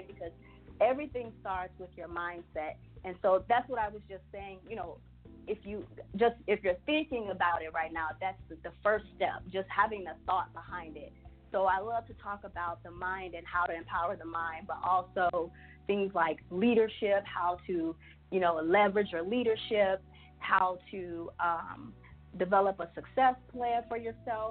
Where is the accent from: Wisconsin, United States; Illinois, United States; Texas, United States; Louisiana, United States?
Illinois, United States; Chicago; I'm from Chicago